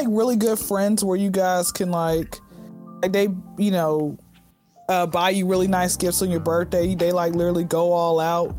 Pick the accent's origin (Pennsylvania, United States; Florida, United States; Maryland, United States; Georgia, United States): Georgia, United States; Atlanta; born and raised in Atlanta and graduated from Clark Atlanta University.